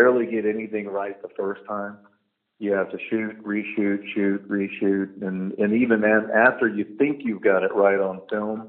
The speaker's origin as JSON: {"language": "English", "town": "San Antonio", "region": "Texas", "country": "United States", "said": "I'm from San Antonio, Texas"}